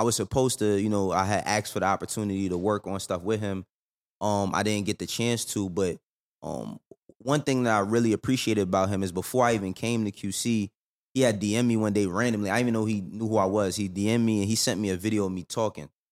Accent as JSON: {"language": "English", "region": "New York", "country": "United States", "moved": "as an adult", "lives_now": "Atlanta, United States", "said": "I'm from the Bronx, too."}